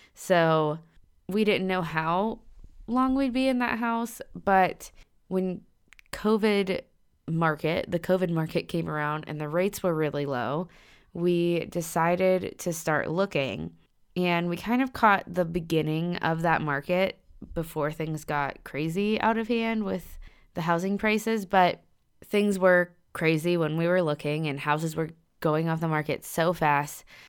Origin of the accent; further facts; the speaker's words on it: Pittsburgh, Pennsylvania, United States; moved away as an adult; also born or lived in Virginia; We're both from Pittsburgh, Pennsylvania, so we decided to move back